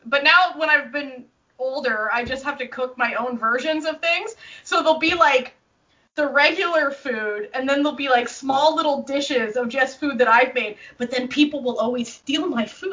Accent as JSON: {"language": "English", "country": "Canada", "tie": "born or raised there", "said": "I grew up in Canada. My dad was Canadian"}